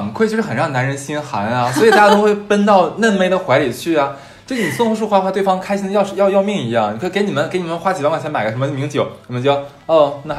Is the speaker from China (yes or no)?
yes; Northeast China, China; 就像我们东北人特别想给别别的地方人展示吃蚕蛹这件事儿